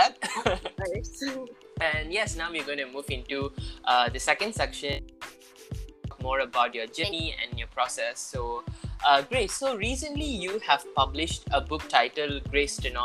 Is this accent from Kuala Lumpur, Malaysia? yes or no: no; Ipoh, Perak, Malaysia; I'm from Ipoh.